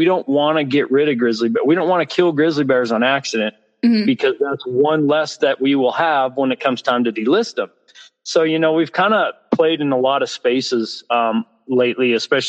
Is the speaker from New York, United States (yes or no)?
no; Cody, Wyoming, United States; We've had just the other day near my hometown where I live in Cody, we had a sportsman had to shoot a grizzly bear.